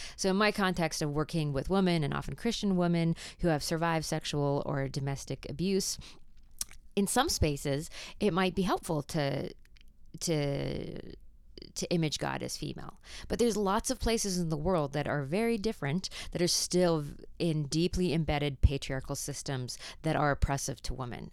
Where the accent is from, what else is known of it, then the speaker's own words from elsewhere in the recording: Canada; accent: Canadian; my Canadian accent